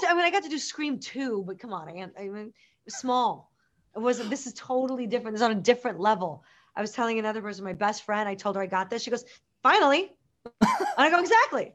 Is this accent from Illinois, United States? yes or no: yes; Chicago, Illinois, United States; I grew up in Chicago